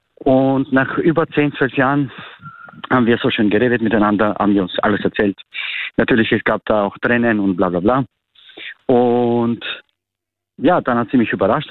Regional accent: North Macedonia; moved away as an adult; now in Austria; ich komme aus Nordmazedonien

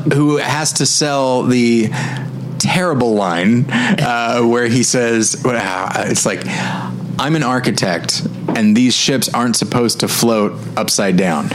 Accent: Taft, California, United States; moved away; my home my hometown of uh, Taft, California

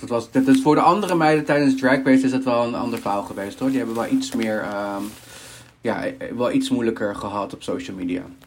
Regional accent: Peru; now in Netherlands; ik kom zelf uit Peru. Mijn, ehm, ja, ik ben Peruaans

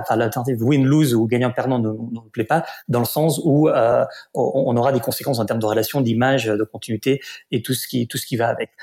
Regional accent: Barcelona, Catalonia, Spain; French is a second language; moved away as an adult; also born or lived in Paris; je suis né à Barcelone, en Catalogne en Espagne

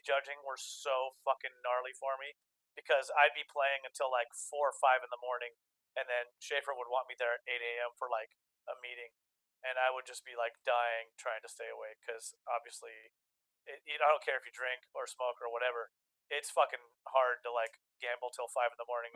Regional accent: Long Beach, California, United States; also born or lived in Yreka, California; I moved uh, to Long Beach, so I've been there since since mostly day one.

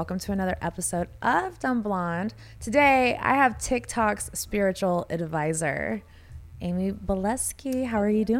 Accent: Houston, Texas, United States; I'm from Houston.

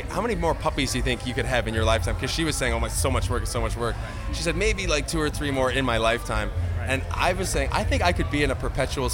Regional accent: Montreal, Quebec, Canada; We're from Montreal

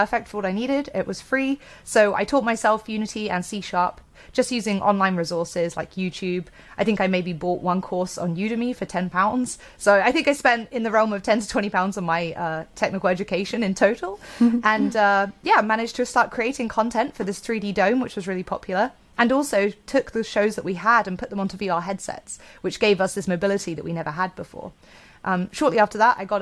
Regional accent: Bristol, South West England, United Kingdom; my hometown of Bristol, UK

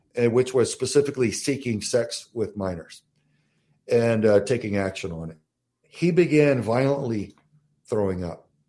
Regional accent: Southern Texas, United States; also born or lived in Southern Arizona; now in Arizona, United States; I'm from Southern Texas

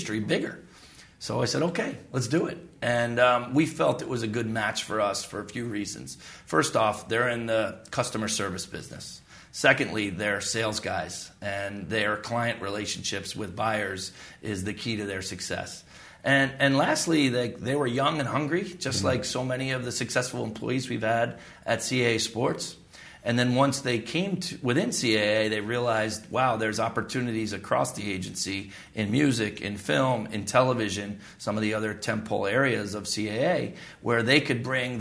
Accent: United States; as an American

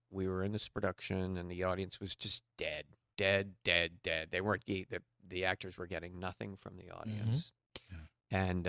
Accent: Cambridge, Massachusetts, United States; Cambridge, Massachusetts.

